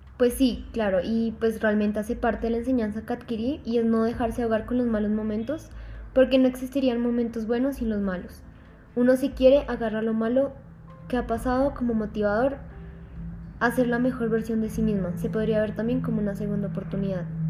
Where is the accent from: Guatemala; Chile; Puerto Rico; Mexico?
Mexico; Mérida, Yucatán; now in Colombia; Nací en Mérida, en el estado de Yucatán, de México, en el 2001.